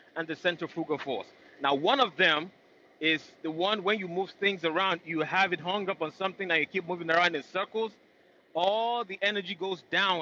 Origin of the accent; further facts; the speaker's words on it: Nigeria; now in United States; I'm originally from Nigeria.